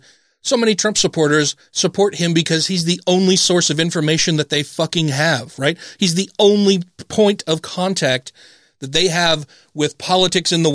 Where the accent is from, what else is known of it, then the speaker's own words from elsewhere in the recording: United States; as an American